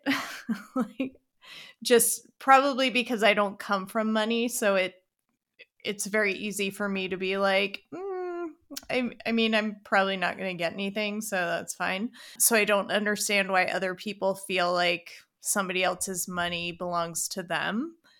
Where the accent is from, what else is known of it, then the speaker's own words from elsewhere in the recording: Canada; so we're Canadian. My parents, I was I guess we were Anglican in Canada, but I went to an Episcopal school for twelve years.